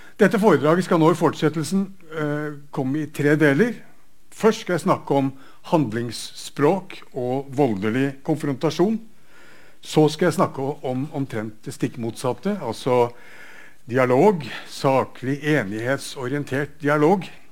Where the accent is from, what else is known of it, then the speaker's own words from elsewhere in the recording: Bergen, Vestland, Norway; Bergens eksempler der, der jeg kommer fra